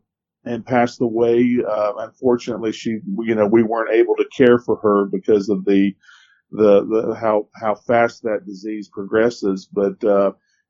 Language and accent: English; Ellijay, Georgia, United States; I grew up in Ellijay